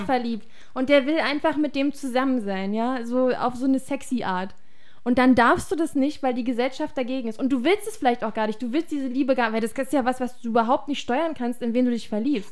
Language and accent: German; Germany; bei uns in Deutschland